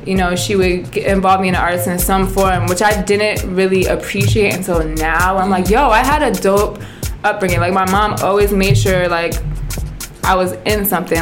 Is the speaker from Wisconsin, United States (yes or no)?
no; New Jersey, United States; also born or lived in Plainfield, New Jersey / Piscataway, New Jersey; I'm I'm Jersey born and raised